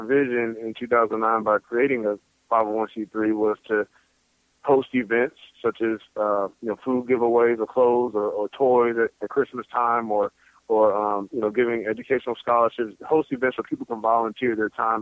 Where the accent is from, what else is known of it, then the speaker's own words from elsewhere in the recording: Norfolk, Virginia, United States; I was born in Norfolk, Virginia